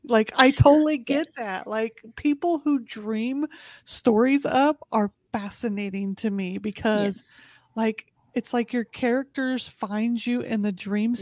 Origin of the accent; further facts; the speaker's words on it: Indianapolis, Indiana, United States; moved away as an adult; now in Texas, United States; I'm originally from Indianapolis, Indiana